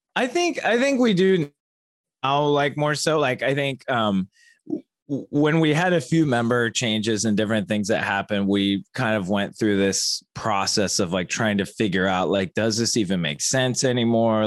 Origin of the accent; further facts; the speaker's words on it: Dayton, Ohio, United States; i was born and raised in dayton ohio